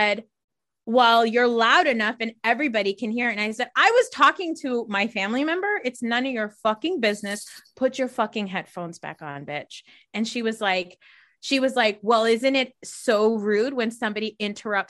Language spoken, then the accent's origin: English; New Jersey, United States; I'm from Jersey